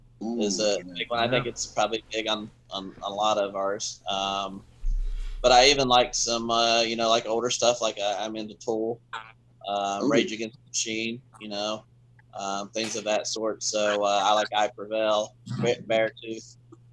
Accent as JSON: {"language": "English", "region": "West Virginia", "country": "United States", "tie": "born there", "said": "Really? Because I was born in West Virginia."}